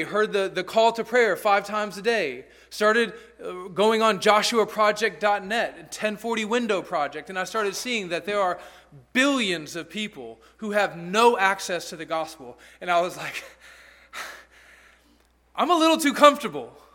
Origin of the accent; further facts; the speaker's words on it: Alabama, United States; also born or lived in Peru; I was from Alabama